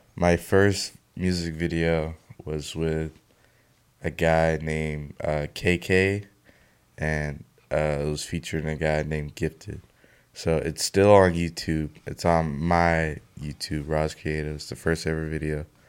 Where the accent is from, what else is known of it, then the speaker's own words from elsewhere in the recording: Mississippi, United States; I was born in Mississippi